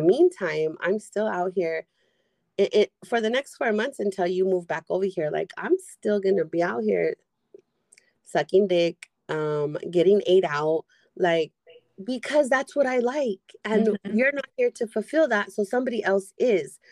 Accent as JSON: {"language": "English", "town": "San Diego", "region": "California", "country": "United States", "said": "I'm from San Diego."}